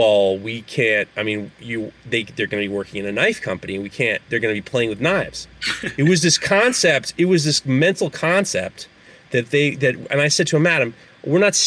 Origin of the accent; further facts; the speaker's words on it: New York City, New York, United States; I grew up in New York City.